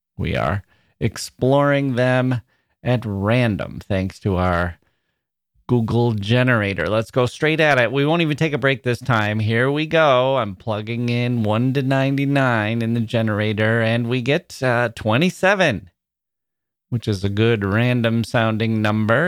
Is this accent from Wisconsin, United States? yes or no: yes; Wisconsin, United States; moved away; also born or lived in Chicago; I was from Wisconsin